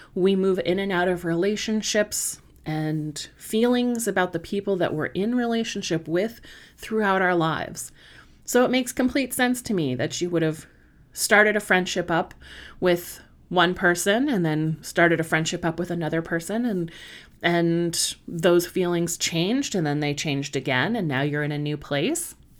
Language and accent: English; Southern California, United States; moved away as an adult; also born or lived in Washington, D.C. area; now in British Columbia, Canada; I am not originally from Canada. I am originally from Southern California, but I spent, um, God, seventeen years in the Washington, D C area